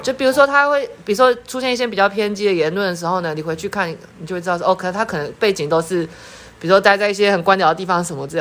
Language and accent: Chinese; Taipei, Taiwan; 我是台北人